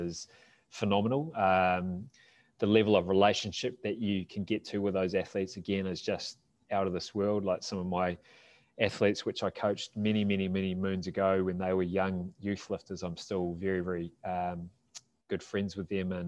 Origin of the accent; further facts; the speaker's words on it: New Zealand; being a Kiwi